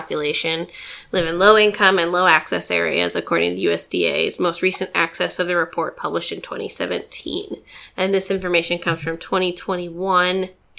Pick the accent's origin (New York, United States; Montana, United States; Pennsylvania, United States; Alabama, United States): Montana, United States; Great Falls; moved away; growing up in Great Falls, Montana